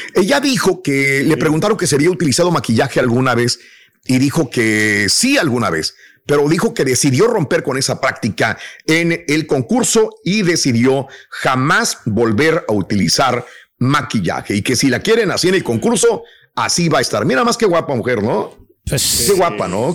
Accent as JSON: {"language": "Spanish", "country": "Mexico", "tie": "born or raised there", "moved": "yes", "said": "yo cuando salí de México"}